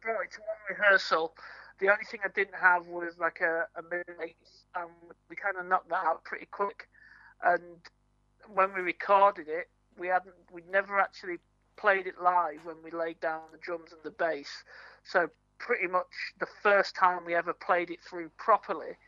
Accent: Yorkshire and the Humber, United Kingdom; now in Norwich, United Kingdom; I'm originally from Yorkshire

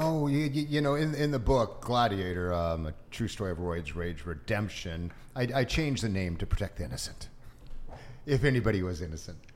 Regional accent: Orange County, California, United States; also born or lived in Japan / Santa Ana, California / Hollywood, California / San Jose, California; Even though I was half Asian, I grew up in Orange County, an all white area

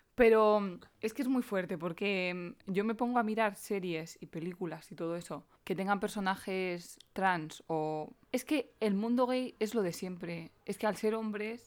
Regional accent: Spain; soy una chica española, blanca, normal y corriente

